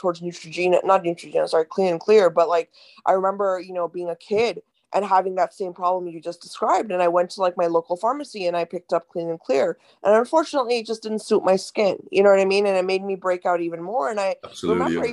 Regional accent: India; I was raised in India

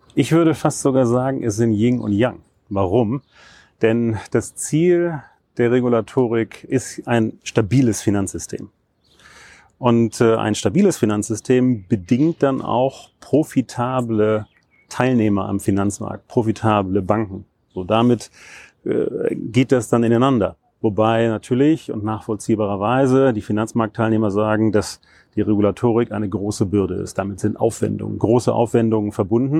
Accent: Hamburg, Germany; moved away as an adult; ich komme aus Hamburg

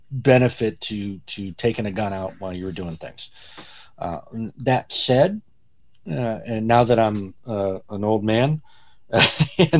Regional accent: Midwest, United States; I um I grew up in the Midwest, right? So I spent my summers on a farm in Ohio.

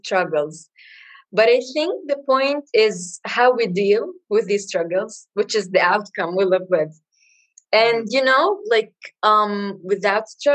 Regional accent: Palestine; moved away as an adult; now in Chicago, United States; I'm from Palestine. Born and raised in Palestine, but currently in Chicago

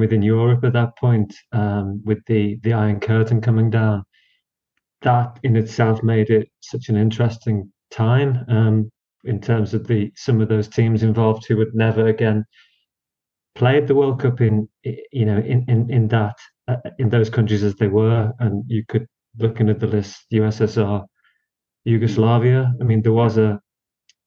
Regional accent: United Kingdom; for people of our age, growing up in Britain

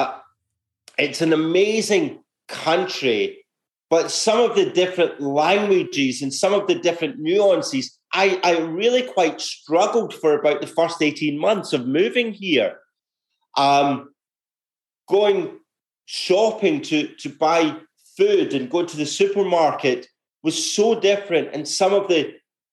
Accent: Glasgow, Scotland, United Kingdom; moved away as an adult; now in Australia; growing up in Scotland, actually, I was one of five kids

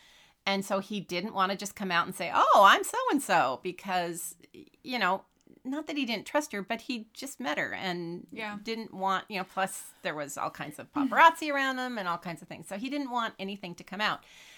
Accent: Sacramento, California, United States; I am from Sacramento.

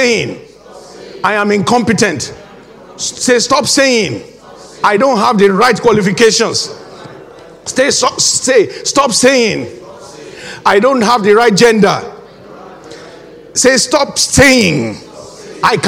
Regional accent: Nigeria; moved away as an adult; now in United Kingdom; When I first came into this country, I was fresh from Nigeria

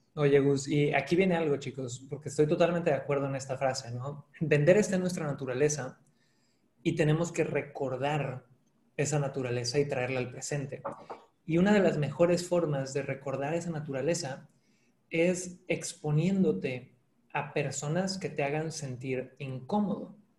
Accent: Cancún, Quintana Roo, Mexico; yo nací en Cancún, eh, de padre chileno, madre mexicana

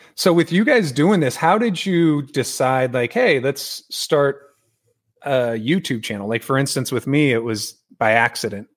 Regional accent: San Diego, California, United States; moved away as an adult; now in Texas, United States; born and raised in San Diego

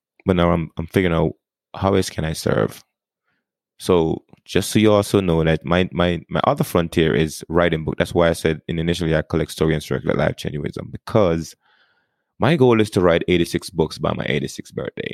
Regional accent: Jamaica; accent: Jamaican; now in United States; I was born and raised in Jamaica. And then I got to the United States in 1998.

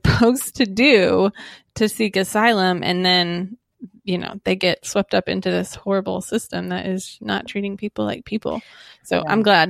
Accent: United States; first language English; as a American citizen myself, English speaking as my first language

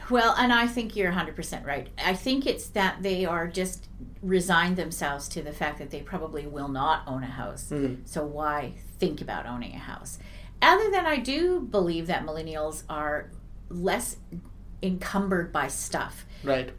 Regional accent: Vernon, British Columbia, Canada; I'm one of the rare people in Vernon that was actually born and raised in Vernon, British Columbia

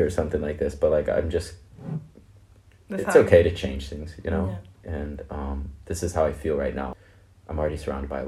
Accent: United States; I'm Black American, but I'm not like African American because I'm child of immigrants

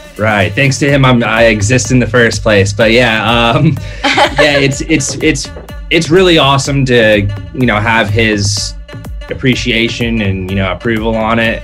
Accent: Hawaii, United States; I am from Hawaii, so was born there.

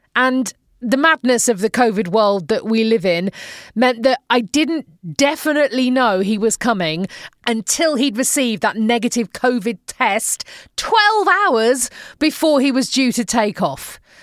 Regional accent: Manchester, North West England, United Kingdom; moved away as an adult; now in Phoenix, United States

